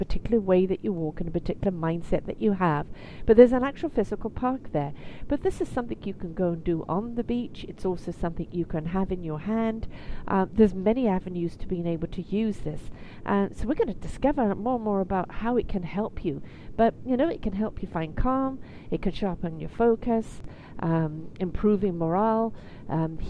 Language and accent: English; Vancouver, British Columbia, Canada; another Vancouverite. I love it when I interview my hometown girls.